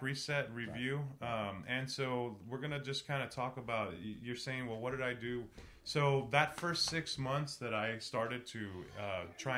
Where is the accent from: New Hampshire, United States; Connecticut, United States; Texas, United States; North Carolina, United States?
Texas, United States; San Antonio; growing up in San Antonio, Mexican American culture